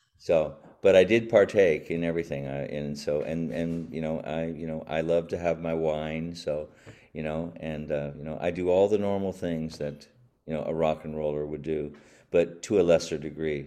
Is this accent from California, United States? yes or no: yes; Long Beach, California, United States; also born or lived in Pittsburgh, Pennsylvania; lived in Pennsylvania until I was nine, and then I moved out to Long Beach, California with my mom